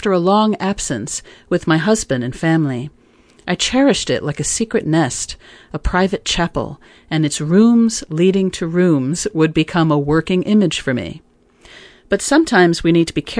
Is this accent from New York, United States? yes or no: yes; New York City, New York, United States; For many years, I frequented various cafes in my hometown of New York City